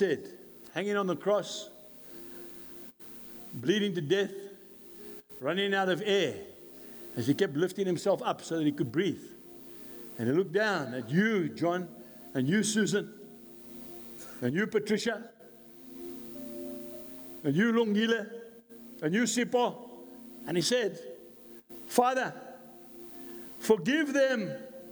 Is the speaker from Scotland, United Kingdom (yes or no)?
yes; Scotland, United Kingdom; I'm a Scot